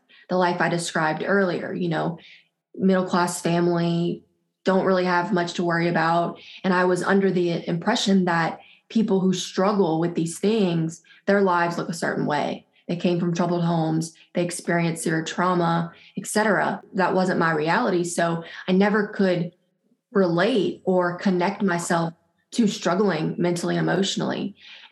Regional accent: South Louisiana, United States; I am from South Louisiana, born and raised here.

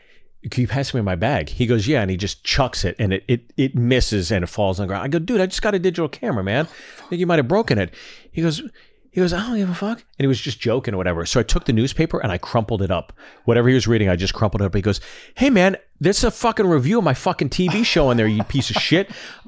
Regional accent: Pittsburgh, Pennsylvania, United States; I'm from Pittsburgh, so I call my Steely McMeme.

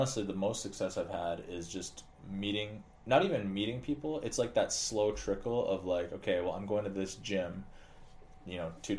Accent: Alberta, Canada; now in Twin Cities, United States; I'm from Alberta, Canada, so we moved here and we didn't know anybody

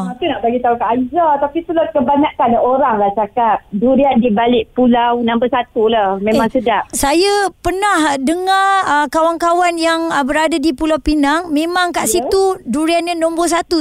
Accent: Malaysia; kita sebagai rakyat Malaysia

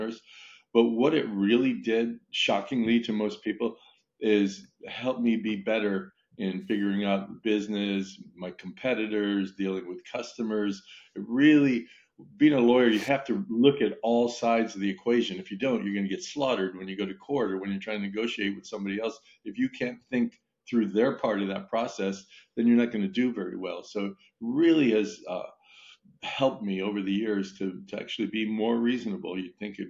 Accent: Italy; moved away; I was born and raised in Italy

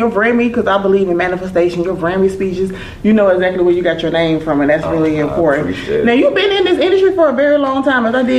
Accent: Augusta, Georgia, United States; I'm from Augusta, you know, it's, like, a few hours from Atlanta

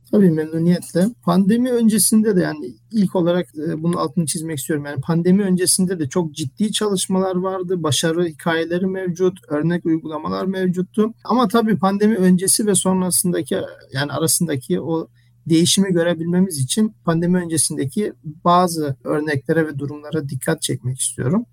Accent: Germany; moved away as an adult; also born or lived in Ankara, Turkey; now in Istanbul, Turkey; Almanya'da doğup büyüdüm.

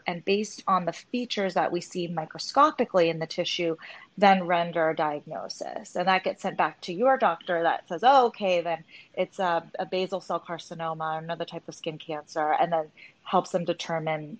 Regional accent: a suburb outside of LA, California, United States; also born or lived in Hong Kong; I was born in Hong Kong, and my parents brought me here when I was one. So I grew up in a suburb outside

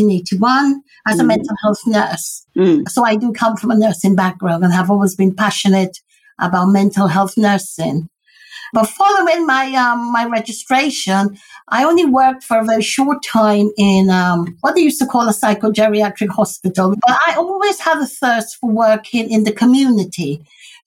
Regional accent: Guyana; now in United Kingdom; I'm originated from Guyana, British Guyana. And so as a Guyanese person living in this country

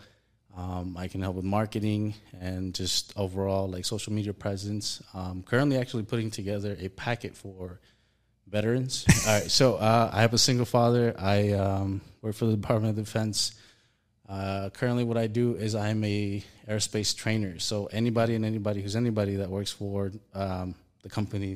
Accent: El Salvador; now in United States; I am a foreign-born national. I am from El Salvador. I'm mixed with German. I basically have been in the U.S. for about 25 years now

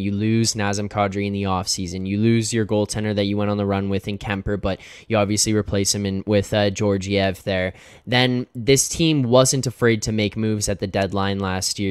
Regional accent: Canada; I'm Canadian

